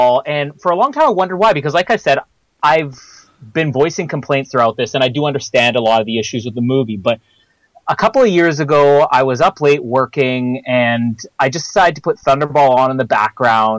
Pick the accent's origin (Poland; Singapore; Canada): Canada; Canada, my home country